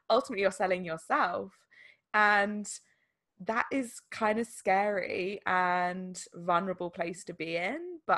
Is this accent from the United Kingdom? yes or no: yes; England, United Kingdom; Obviously, there's like a linguistic element of essentially English language in this instance, because we're English.